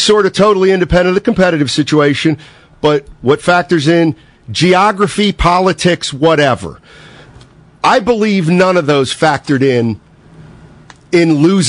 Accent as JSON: {"language": "English", "town": "Reading", "region": "Pennsylvania", "country": "United States", "tie": "born or raised there", "moved": "yes", "lives_now": "San Francisco, United States"}